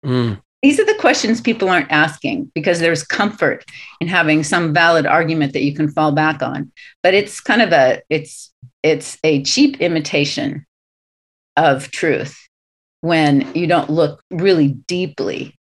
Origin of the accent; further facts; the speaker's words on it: Southern California, United States; I'm from Southern California, born and raised